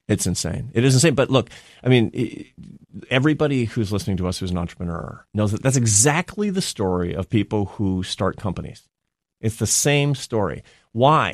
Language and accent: English; Seattle, Washington, United States; moved away as an adult; also born or lived in Spain; I'm from Seattle.